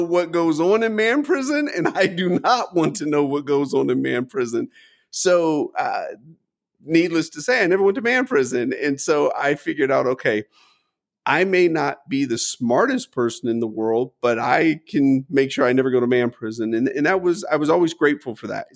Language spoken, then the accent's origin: English; United States; I was born in the United States.